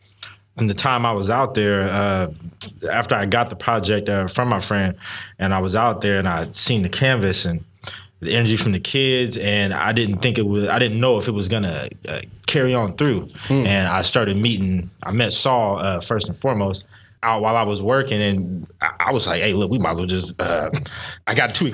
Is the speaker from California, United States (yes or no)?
yes; Sacramento, California, United States; I'm from Sacramento.